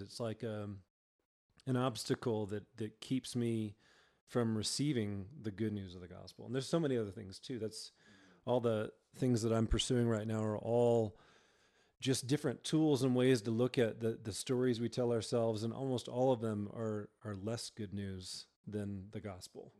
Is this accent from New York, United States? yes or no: no; Georgia, United States; moved away as an adult; now in Colorado, United States; I was born and raised in Georgia and came out to Colorado